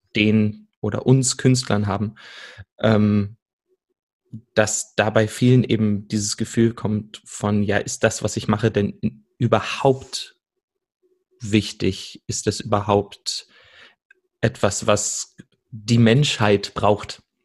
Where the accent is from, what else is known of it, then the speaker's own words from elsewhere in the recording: Salzgitter, Lower Saxony, Germany; moved away as an adult; also born or lived in Berlin; now in Stuttgart, Germany; bin aufgewachsen in Salzgitter, einer ähm, Stadt, die die meisten wahrscheinlich von der Autobahnausfahrt kennen, und bin dann nach Berlin gegangen, um zu studieren und lebe mittlerweile in Stuttgart